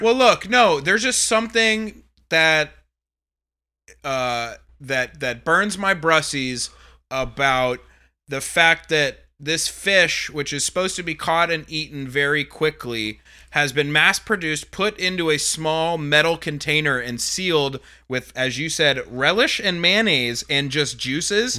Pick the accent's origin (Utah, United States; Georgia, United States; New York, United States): Georgia, United States; Atlanta; is my hometown